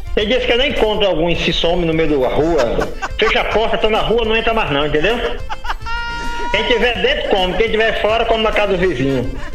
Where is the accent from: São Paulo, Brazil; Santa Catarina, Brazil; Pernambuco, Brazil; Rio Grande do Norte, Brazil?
Rio Grande do Norte, Brazil; Santo Antônio; eu sou de Santo Antônio de da Onça